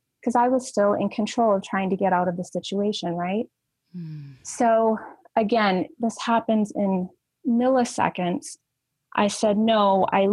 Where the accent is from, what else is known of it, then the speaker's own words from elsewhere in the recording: central Minnesota, United States; I grew up in Minnesota, very small town in central Minnesota, had that quote unquote normal childhood in rural America